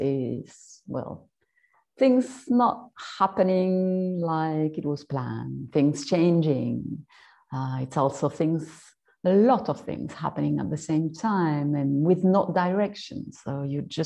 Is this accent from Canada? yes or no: no; France; I'm French, maybe you heard it